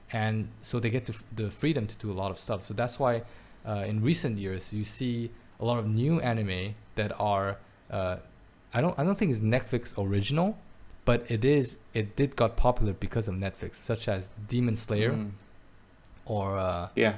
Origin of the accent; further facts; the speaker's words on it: Belgium; now in Taiwan; I grew up in Belgium